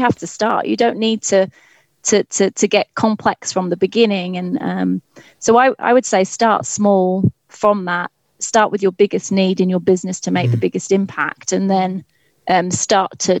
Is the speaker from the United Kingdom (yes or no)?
yes; England, United Kingdom; accent: English; also born or lived in Cardiff, Wales / Glasgow, Scotland